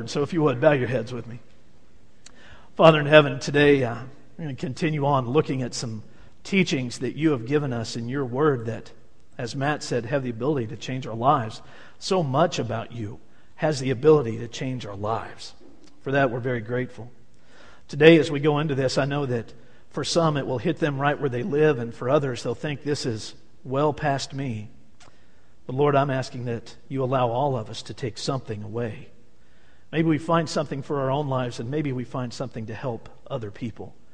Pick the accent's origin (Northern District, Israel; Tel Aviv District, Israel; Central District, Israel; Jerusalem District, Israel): Northern District, Israel; Tiberias; I had the privilege of growing up in Tiberias on the Sea of Galilee.